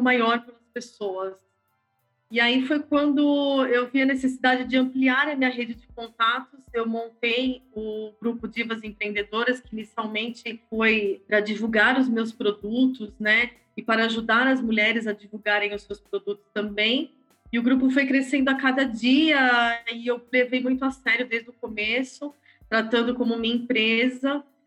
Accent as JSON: {"language": "Portuguese", "region": "São Paulo", "country": "Brazil", "tie": "born or raised there", "said": "Eu sou nascida em São Paulo, no bairro do Ipiranga"}